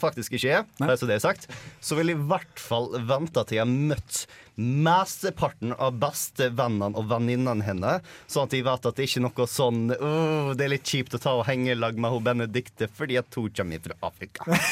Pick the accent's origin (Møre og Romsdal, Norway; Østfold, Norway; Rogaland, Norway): Møre og Romsdal, Norway; jeg er romsdaling